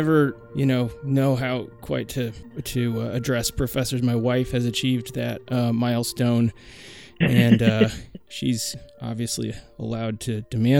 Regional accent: Portland, Oregon, United States; I'm from Portland, Oregon

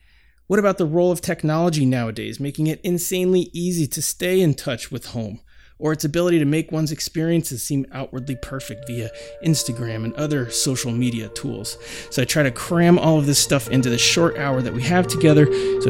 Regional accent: Portland, Oregon, United States; I'm from Portland, Oregon

